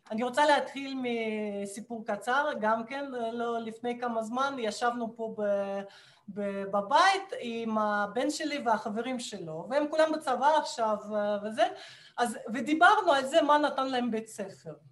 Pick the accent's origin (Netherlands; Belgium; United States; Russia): Russia; Hebrew is a second language; now in Israel; ואני כמו רוסייה ממוצעת נורמלית, אני כשהייתי ילדה וגם בגיל יותר נכון, אני, אני למדתי פסנתר ומתמטיקה